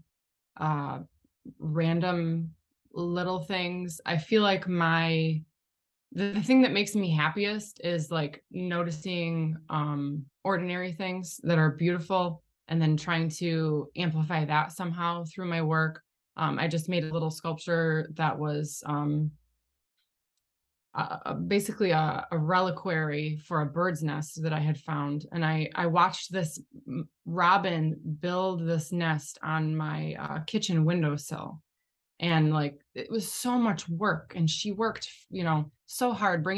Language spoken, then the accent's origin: English; Shelby Township, Michigan, United States; I grew up in Shelby Township, which is Metro Detroit area.